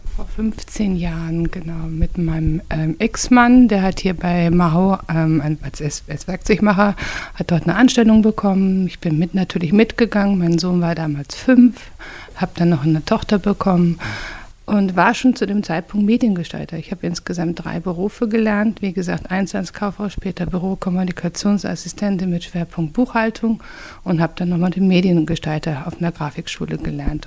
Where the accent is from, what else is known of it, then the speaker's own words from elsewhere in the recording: Lemgo, North Rhine-Westphalia, Germany; Meine Jugend hat auf der Straße stattgefunden. Wir haben gespielt in der Straße, in der Stadt. Lemgo ist eine sehr kleine Stadt